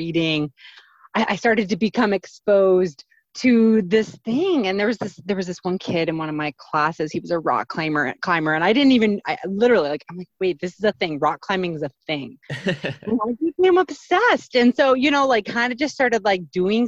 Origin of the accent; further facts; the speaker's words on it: southeastern Indiana, United States; I grew up in the Midwest in this like small town in Indiana, southeastern Indiana